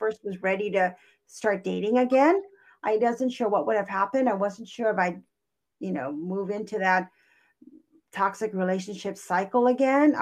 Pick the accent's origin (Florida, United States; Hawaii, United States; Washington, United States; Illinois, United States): Hawaii, United States; Kauai; first language English; also born or lived in California; now in Portland, United States; I'm originally from Hawaii. I was born and raised on Kauai, which is an island in Hawaii.